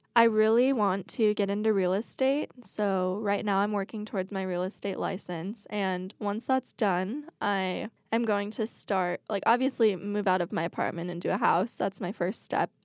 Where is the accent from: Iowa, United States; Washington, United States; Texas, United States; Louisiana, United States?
Washington, United States; I grew up in Washington.